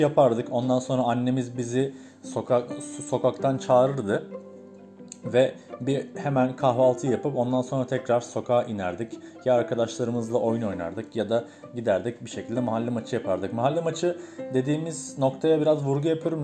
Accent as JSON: {"language": "Turkish", "region": "Tekirdağ", "country": "Turkey", "tie": "born or raised there", "also_born_or_lived": "Istanbul", "moved": "as an adult", "lives_now": "Izmir, Turkey", "said": "Ben Tekirdağ'da büyüdüm ee, yani İstanbul'da doğdum aslında da 5 yaşımda Tekirdağ'a e, taşınmak zorunda kaldık"}